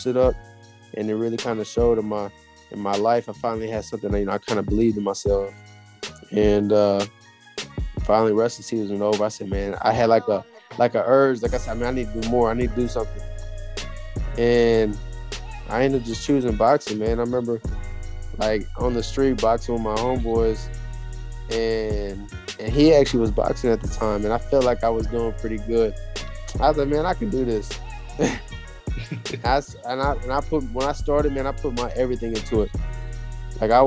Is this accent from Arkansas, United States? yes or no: no; Killeen, Texas, United States; also born or lived in El Paso, Texas / Germany; now in Houston, United States; go to school in my hometown in Killeen.